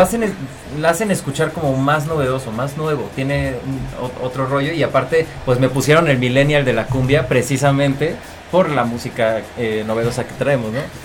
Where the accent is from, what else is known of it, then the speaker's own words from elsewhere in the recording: Cuernavaca, Morelos, Mexico; Yo soy de Cuernavaca, Morelos